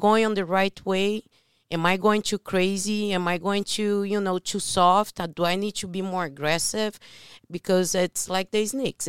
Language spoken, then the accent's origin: English; Brazil; moved away; I'm from Brazil